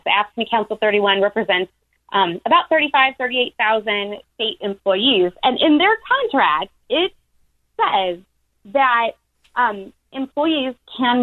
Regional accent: Illinois, United States; I grew up in Illinois

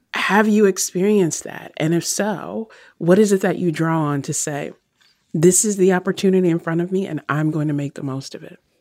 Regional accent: Virginia, United States; I grew up in Virginia

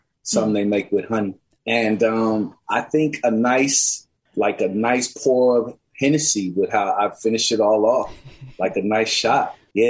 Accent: Seattle, Washington, United States; who I grew up with here in Seattle.

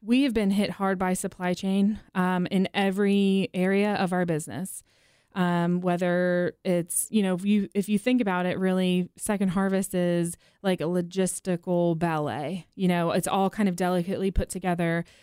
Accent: East Coast, United States; now in Nashville, United States; born and raised on the East Coast

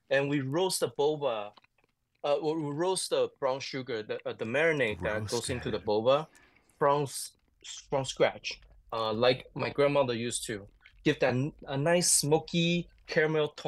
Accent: Taichung, Taiwan; English is a second language; I'm from Taichung, and mm. so it's my hometown.

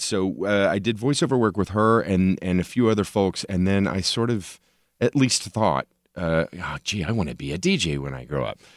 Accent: Tulsa, Oklahoma, United States; moved away as an adult; now in Los Angeles, United States; I actually was born and raised in Tulsa, Oklahoma

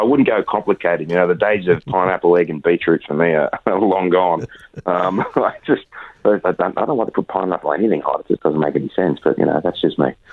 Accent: Australia; as most Australian actors

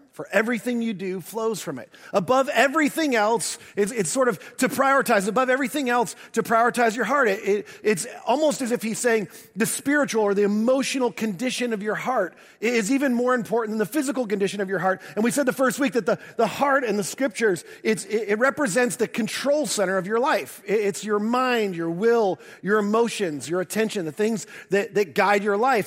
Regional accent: the North, United States; moved away; also born or lived in the South (US); I'm a transplant to the South. Um, I grew up in the North

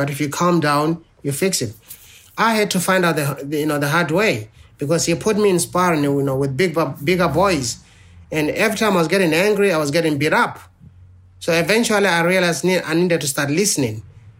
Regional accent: South Africa; growing up in South Africa then, you know, where almost every teenager, you know, walked around with a knife or a gun

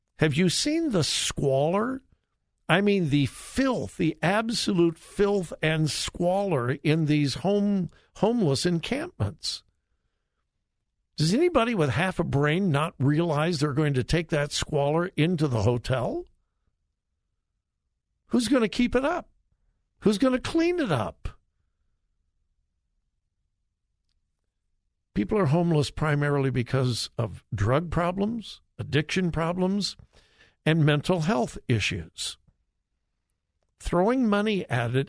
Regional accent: California, United States; moved away; And I haven't lived in California for a long time, but that's my home state, born and raised there.

